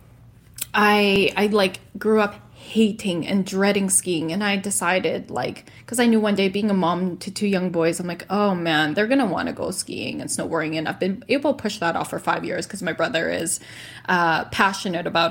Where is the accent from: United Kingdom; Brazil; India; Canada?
Canada; Edmonton, Alberta; moved away as an adult; now in Kelowna, Canada; uproot from my hometown of Edmonton, leave my friends and my family